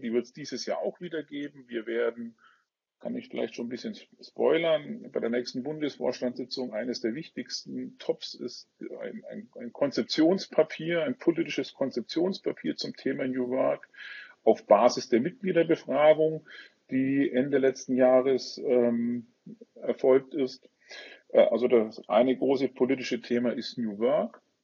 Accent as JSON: {"language": "German", "area": "Franconia", "region": "Bavaria", "country": "Germany", "accent": "Franconian", "said": "komme aus äh, einem schönen Frankenland, wie man vielleicht auch das ein oder andere Mal an meinem Dialekt hört, ähm, aus Bayern"}